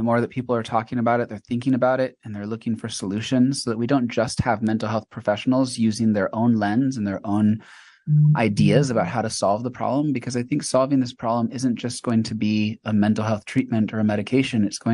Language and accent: English; Mexico; also born or lived in China; now in United States; In fact, I grew up in Mexico. I lived in China for 9 years